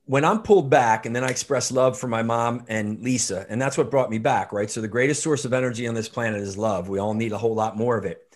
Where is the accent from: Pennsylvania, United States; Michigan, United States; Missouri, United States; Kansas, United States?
Pennsylvania, United States; outside of Philadelphia; I grew up outside of Philadelphia, um, Irish Catholic family